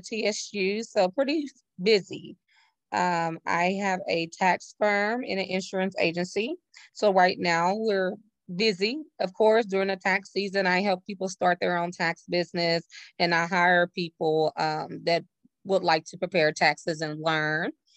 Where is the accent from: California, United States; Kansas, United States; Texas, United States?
Texas, United States; Navasota; now in Houston, United States; I'm originally from Navasota, Texas, which is like the outside hour away from Houston, Texas, where I currently reside